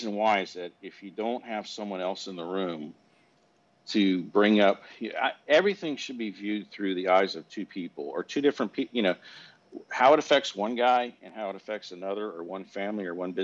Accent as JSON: {"language": "English", "country": "United States", "said": "as an American, when you're born here"}